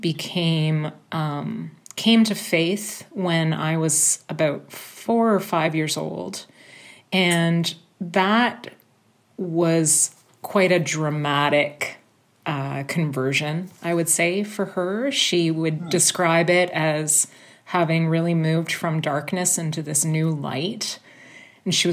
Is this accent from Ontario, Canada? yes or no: yes; Toronto, Ontario, Canada; I was born and raised in Toronto, which has remained my home throughout my life.